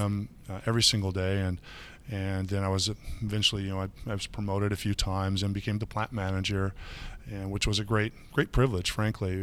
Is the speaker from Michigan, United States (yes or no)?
yes; Michigan, United States; now in Chicago, United States; I grew up on the other side of the lake. I grew up in Michigan